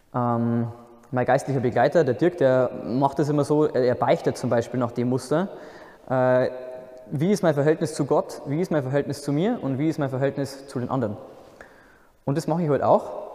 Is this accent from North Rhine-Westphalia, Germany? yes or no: no; Altendorf, Bavaria, Germany; moved away as an adult; also born or lived in Bobingen, near Augsburg; Ursprünglich komme ich aus der Nähe von Regensburg, das kennen vielleicht die meisten noch. das ist eine recht schöne Stadt in der Oberpfalz. Ähm, der Ort, wo ich herkomme, heißt Altendorf